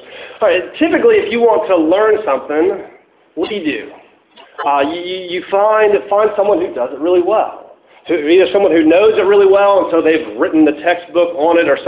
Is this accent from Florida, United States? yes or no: yes; Tallahassee, Florida, United States; I'm from Tallahassee